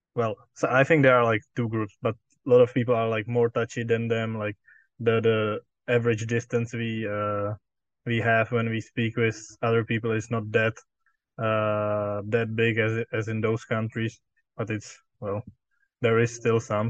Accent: Czechia

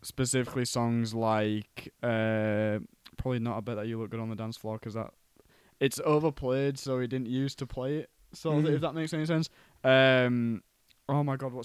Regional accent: Cottingham, Yorkshire and the Humber, United Kingdom; there's a pub in my hometown called Tiger

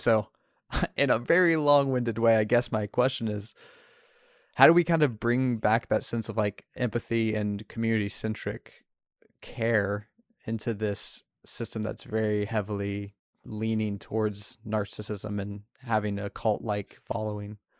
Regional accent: the middle of Ohio, United States; now in Portland, United States; I was raised in Trump country in the middle of Ohio.

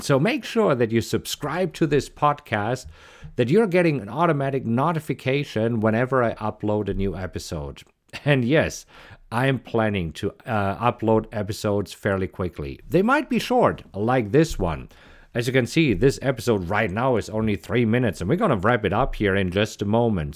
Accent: Germany; English is a second language; moved away as an adult; also born or lived in Munich, Germany; now in Austin, United States; you might recognize an accent, and yes, I am originally from Germany.

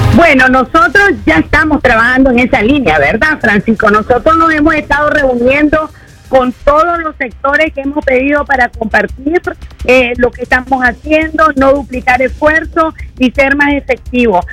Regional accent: León, Nicaragua; soy leonesa de pura cepa

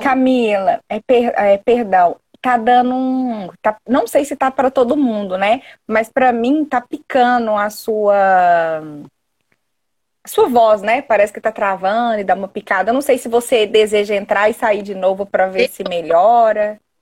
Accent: Belo Horizonte, Minas Gerais, Brazil; accent: mineiro; eu sou de Minas, sou aqui de BH

